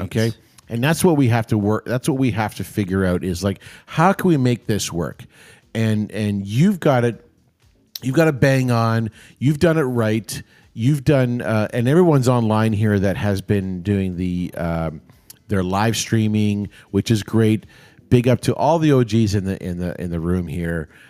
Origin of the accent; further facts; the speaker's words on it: Toronto, Ontario, Canada; I grew up down in Saint Clair